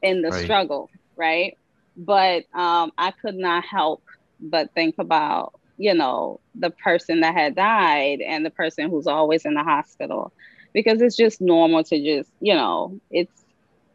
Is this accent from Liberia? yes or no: yes; Liberia; moved away; I'm originally from Liberia, that's West Africa.